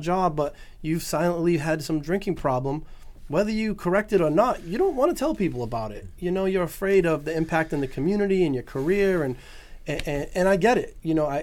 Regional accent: New Bedford, Massachusetts, United States; I grew up in New Bedford, very diverse community

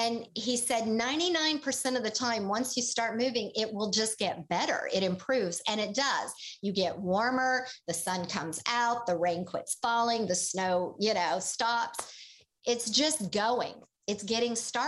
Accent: Tulsa, Oklahoma, United States; moved away; also born or lived in Boulder, Colorado; I was a city girl. I grew up in Tulsa, Oklahoma.

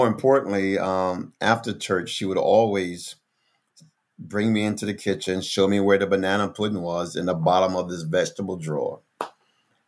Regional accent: Philadelphia, Pennsylvania, United States; moved away; also born or lived in Plains, Georgia; I grew up in North Philadelphia.

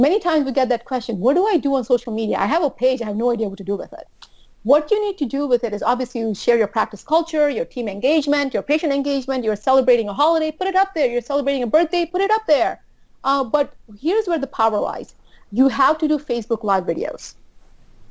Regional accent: U.S. Virgin Islands; moved away as an adult; also born or lived in New Jersey; I'm from St. Thomas.

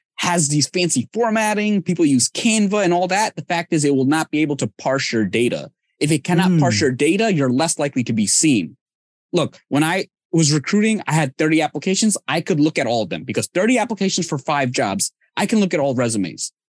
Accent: Bangladesh; now in United States; I'm from Bangladesh

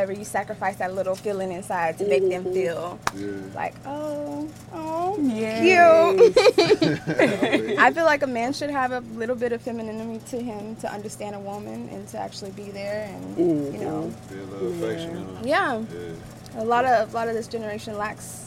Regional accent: Dallas, Texas, United States; moved away as an adult; also born or lived in Muskogee, Oklahoma; now in Tulsa, United States; I was born in Muskogee, Oklahoma, raised in Dallas for like all my life, and then I moved to Tulsa back in 2015

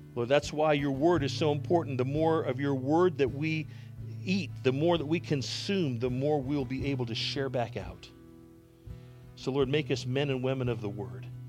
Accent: Canada; moved away; I was born in Canada

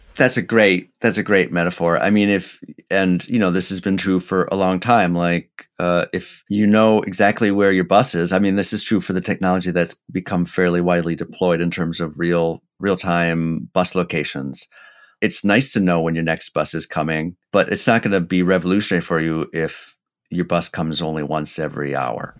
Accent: Portland, Oregon, United States; TriMet here in, in my hometown here

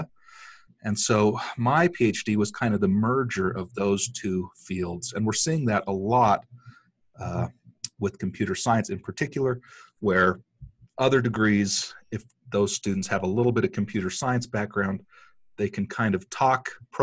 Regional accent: Cedar City, Utah, United States; I grew up here in Cedar, just a few blocks away from SUU

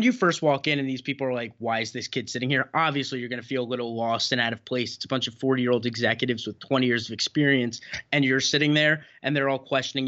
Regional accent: New York, United States; born there; now in New Jersey, United States; or I was born in New York, but now I'm a Jersey kid, so I'm like you.

